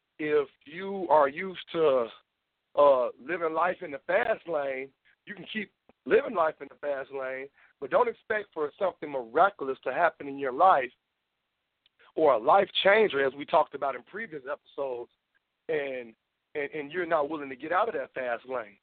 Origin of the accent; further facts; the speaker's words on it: Memphis, Tennessee, United States; now in Illinois, United States; I'm a guy from Memphis, Tennessee. With a rich Southern background, but I've been staying in Illinois majority of my life